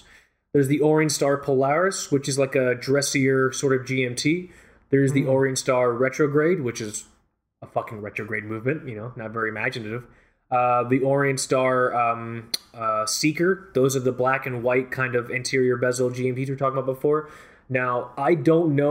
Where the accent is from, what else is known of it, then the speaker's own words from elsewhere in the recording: Fort Lauderdale, Florida, United States; I grew up in Fort Lauderdale Beach